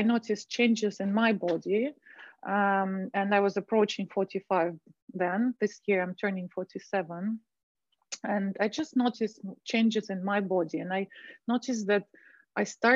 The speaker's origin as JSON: {"language": "English", "region": "Moscow", "country": "Russia", "tie": "born or raised there", "also_born_or_lived": "Dubai", "moved": "as an adult", "said": "I was born and raised in Moscow, Russia."}